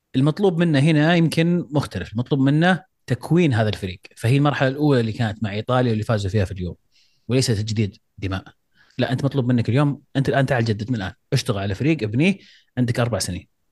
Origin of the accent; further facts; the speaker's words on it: Saudi Arabia; احنا كسعوديين